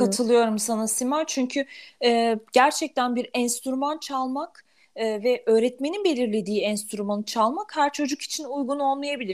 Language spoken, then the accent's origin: Turkish; Germany; moved away; Almanya'da doğdum, büyüdüm